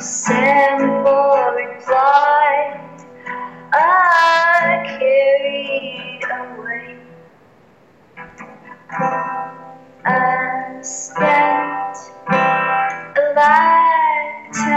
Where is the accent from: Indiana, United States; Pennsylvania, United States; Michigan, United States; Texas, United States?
Texas, United States; San Antonio; setting up shows in my hometown.